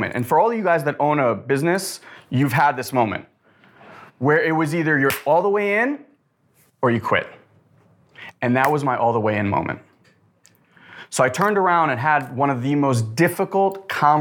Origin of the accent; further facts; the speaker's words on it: Israel; moved away; I was born in Israel to immigrated here in 89, was very, very poor